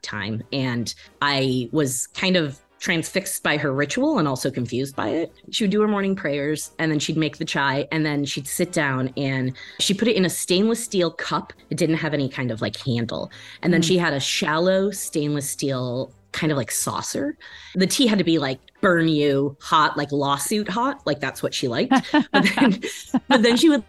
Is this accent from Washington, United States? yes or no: no; Illinois, United States; first language English; I grew up in the middle of Illinois